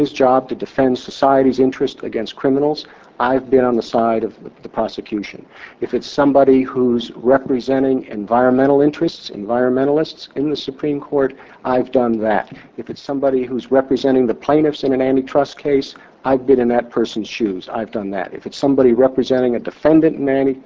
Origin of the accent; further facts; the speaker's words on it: Indiana, United States; I was a, I would say, typical middle-class kid growing up in Indiana